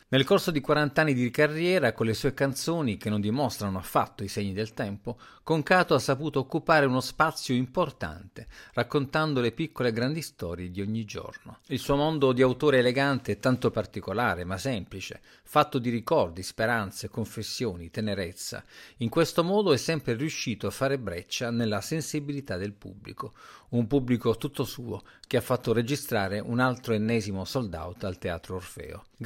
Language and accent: Italian; Apulia, Italy; Sono molto legato a Taranto, sono pugliese come alcuni sanno, e Taranto è uno dei luoghi dello spirito